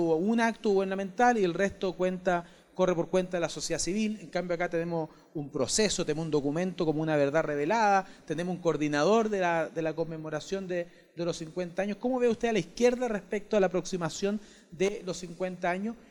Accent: San Bernardo, Santiago Metropolitan Region, Chile; yo soy de San Bernardo, pero cuando entré al Instituto Nacional en séptimo básico

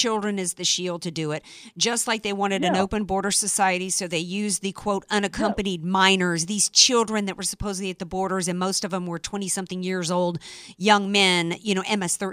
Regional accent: the South, United States; because I grew up in the South.

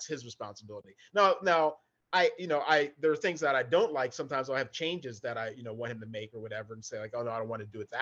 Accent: Hagerstown, Maryland, United States; moved away; also born or lived in Baltimore, Maryland; I grew up in Western Maryland, up in Hagerstown area there, along the Pennsylvania border.

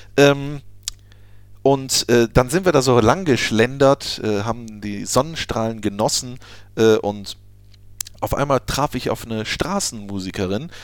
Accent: Düsseldorf, North Rhine-Westphalia, Germany; moved away; Ich bin in Düsseldorf geboren.

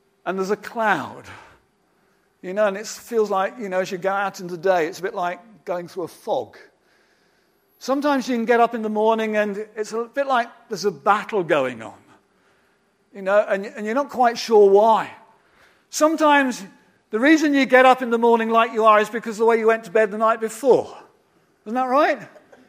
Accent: United Kingdom; I'm particularly a British man

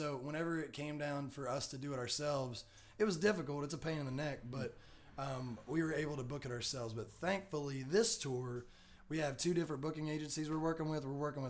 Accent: Tennessee, United States; moved away as an adult; now in Breckenridge, United States; I'm from Tennessee. Liz and I, we were living in Tennessee up until January of this year. We were living in East Tennessee.

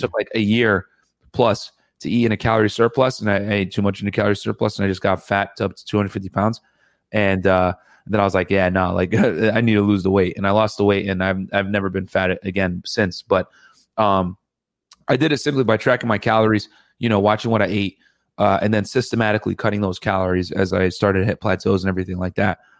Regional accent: Connecticut, United States; My parents are from Sudan, and and uh, I grew up in Connecticut.

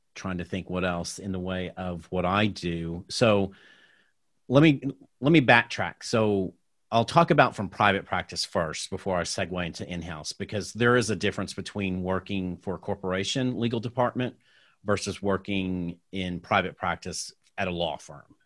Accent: Tulsa, Oklahoma, United States; I'm originally from Tulsa, Oklahoma

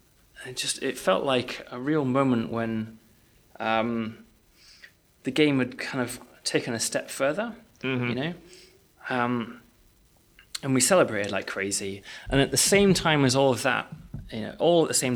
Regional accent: United Kingdom; because we're British

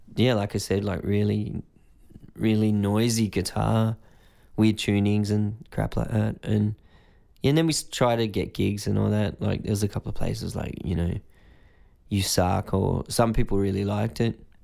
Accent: Greystanes, New South Wales, Australia; In a place called Greystanes, which is kinda in between Blacktown and Balkham Hills, kinda suburban.

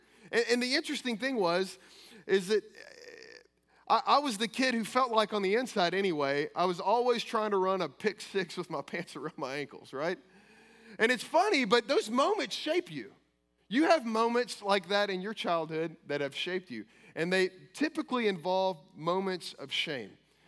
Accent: Kentucky, United States; I came from Kentucky.

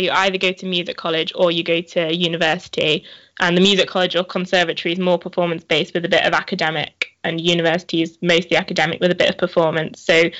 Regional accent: the north of England, United Kingdom; moved away as an adult; now in London, United Kingdom; And I am currently from North England, and I came down to London to study here.

